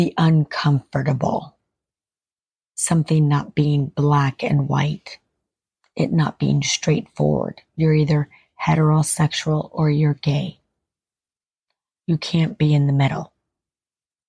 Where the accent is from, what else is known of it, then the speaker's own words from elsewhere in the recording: Ireland; I'm Irish.